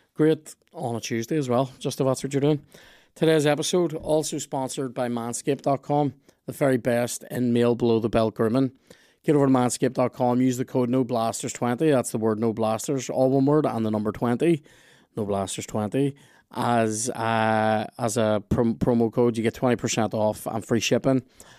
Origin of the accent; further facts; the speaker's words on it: Lurgan, Northern Ireland, United Kingdom; I'm from Lurgan. You know what I mean?